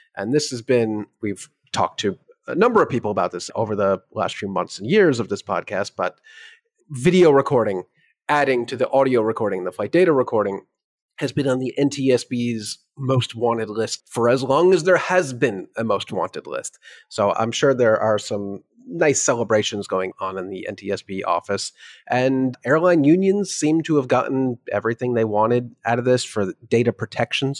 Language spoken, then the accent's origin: English; New York, United States; As a New Yorker